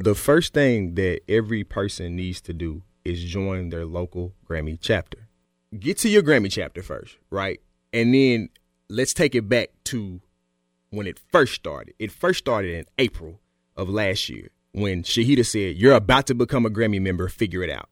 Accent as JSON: {"language": "English", "town": "Smyrna", "region": "Tennessee", "country": "United States", "said": "I'm from Smyrna."}